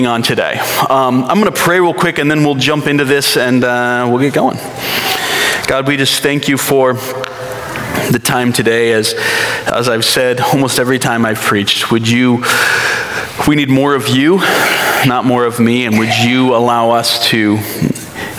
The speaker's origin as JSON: {"language": "English", "region": "East Coast", "country": "United States", "tie": "born or raised there", "moved": "as an adult", "lives_now": "Burbank, United States", "said": "I grew up on the East Coast."}